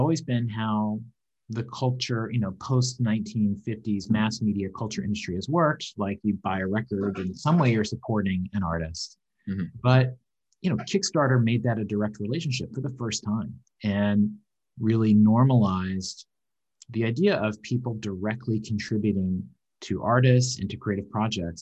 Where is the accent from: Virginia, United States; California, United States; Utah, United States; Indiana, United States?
Virginia, United States; Southwest; moved away as an adult; also born or lived in New York; now in Vancouver, Canada; I grew up in Southwest Virginia. I grew up on a farm